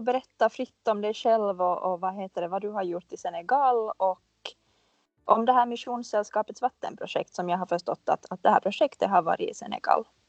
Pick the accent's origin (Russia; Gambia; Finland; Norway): Finland; now in Stockholm, Sweden; jag är en finlandssvensk marknadsförare slash innehållsskapare som bor i Stockholm